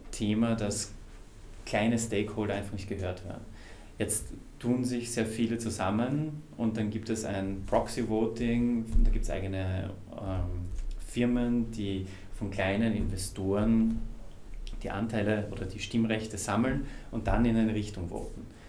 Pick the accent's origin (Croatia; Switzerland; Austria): Austria; ich bin Österreicher